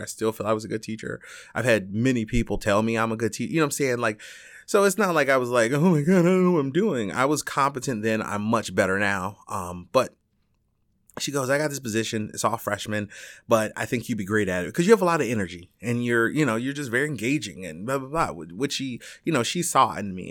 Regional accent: Chicago, Illinois, United States; also born or lived in Alaska; I'm born and raised in Chicago

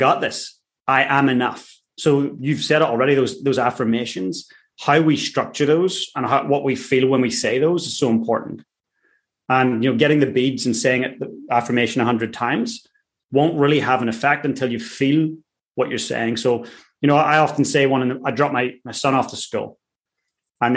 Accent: Ireland; I'm Irish. I grew up in a working class town

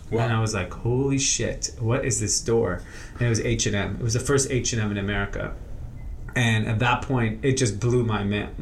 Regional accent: Los Angeles, California, United States; So I grew up in Granada Hills, Northridge area.

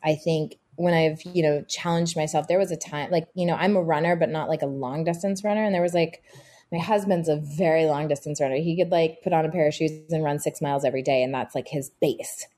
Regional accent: Texas, United States; also born or lived in Boston / Miami / Utah; now in New York, United States; I grew up in Texas in the 80s, early 90s as a little girl

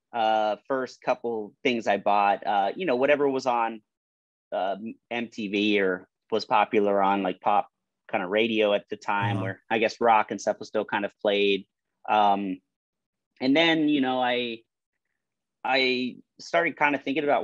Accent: Miami, Florida, United States; also born or lived in Chicago, United States; now in Orlando, United States; I was born in Miami. I lived in South Florida pretty much all my life

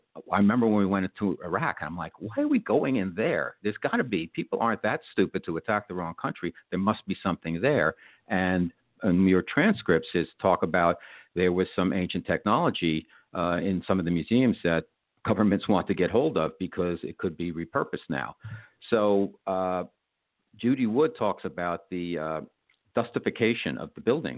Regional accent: New York, United States; being a New Yorker, I was here on the day 9/11

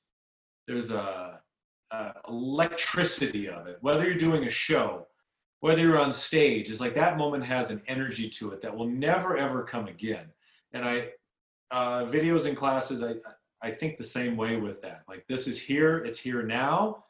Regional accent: Southern California, United States; I grew up in Southern California

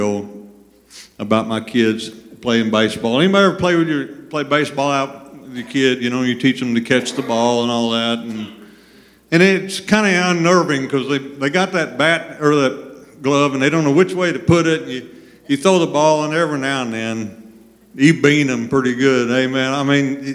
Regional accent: Thompsonville, Illinois, United States; also born or lived in West Frankfort, Illinois; now in Benton, United States; I have a Benton address. I'm from West Frankfort, but really from Thompsonville, all right? I graduated in 1981

